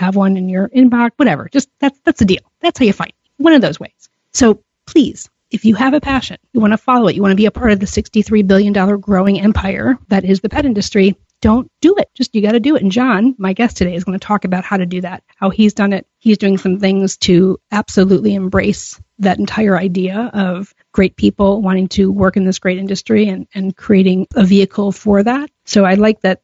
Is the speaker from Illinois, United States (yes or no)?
yes; Chicago, Illinois, United States; I live in Chicago. I'm a Chicagoan for life